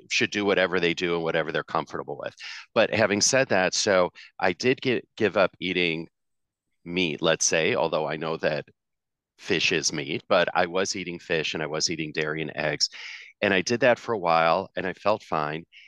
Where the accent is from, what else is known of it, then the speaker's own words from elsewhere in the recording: Chicago, Illinois, United States; also born or lived in Singapore; now in New York City, United States; I was born and raised in Chicago, third generation Chicagoan, which I'm very proud of, and I grew up in the suburbs there